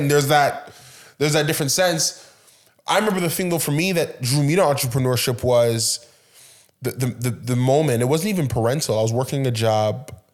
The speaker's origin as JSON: {"language": "English", "country": "Canada", "tie": "born or raised there", "said": "my parents, they immigrated here. I was born here"}